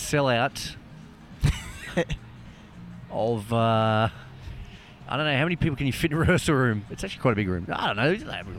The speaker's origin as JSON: {"language": "English", "town": "Perth", "region": "Western Australia", "country": "Australia", "said": "we are from Perth"}